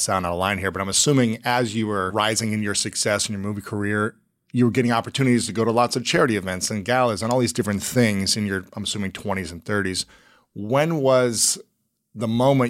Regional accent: Ohio, United States; moved away; also born or lived in St. Louis, Missouri; I'm from Ohio

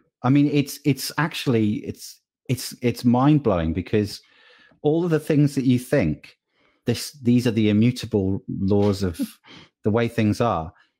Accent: United Kingdom; I'm British. We don't think we're worth it. It's not how it works over here.

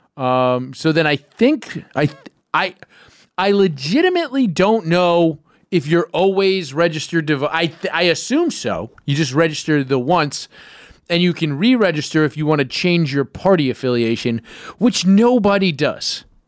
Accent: New York City, New York, United States; I am on the county committee in Kings County. That's where I'm from

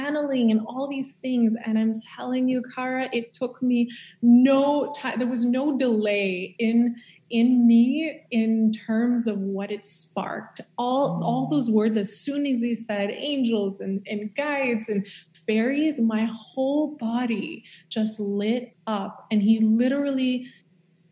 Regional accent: Montreal, Quebec, Canada; moved away as an adult; also born or lived in California; we're both from Montreal.

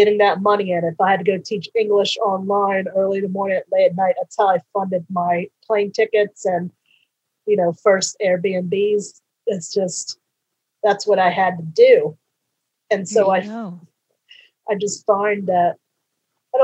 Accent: the South, United States; moved away as an adult; now in Netherlands; I grew up in the South

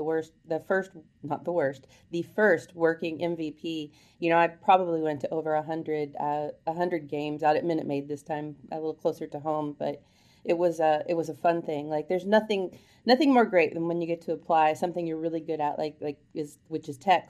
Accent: Houston, Texas, United States; I'm from Houston

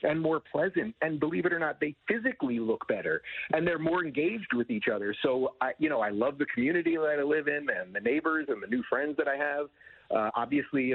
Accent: New York, United States; now in Florida, United States; I'm originally from New York

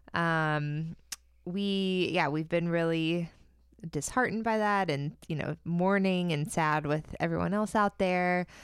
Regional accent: Central Florida, United States; it was based in Central Florida, which is my homeland

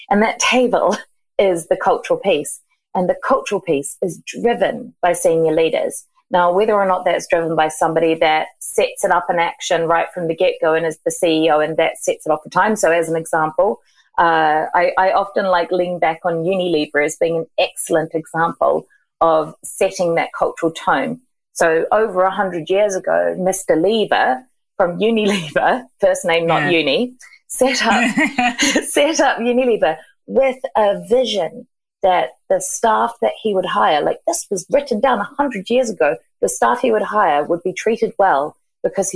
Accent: New Zealand; moved away as an adult; now in Margate, United Kingdom; I'm from New Zealand, but I actually have been in the UK for 15 years, and I work from Margate on the coast in Kent

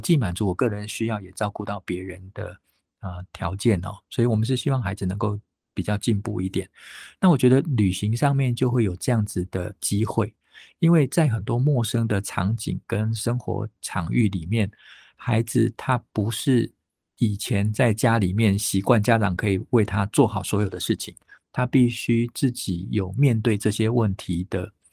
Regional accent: Taipei, Taiwan; 我其实小学念书的时候就在台北哦。那当时住在北投，北投不像现在北投很，很，已经很，盖很多房子哦。那个时候的北投还是非常日式情调的北投，都还有很多温泉旅社，有很多日本时代的木头跟石头所盖的日式的房子哦。那我自己成长的那个小村子呢，就叫做崎岖新村

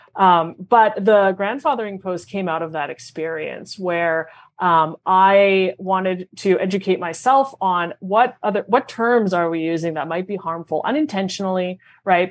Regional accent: Montreal, Quebec, Canada; moved away; born and raised in Montreal

